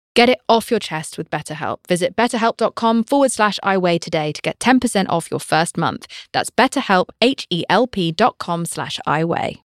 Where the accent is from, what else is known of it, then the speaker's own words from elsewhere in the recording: United Kingdom; I'm British